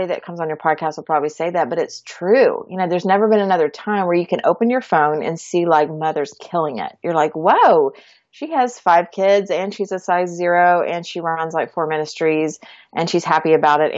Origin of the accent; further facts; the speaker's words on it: Georgia, United States; moved away as an adult; also born or lived in Florida; now in Texas, United States; We grew up in Georgia.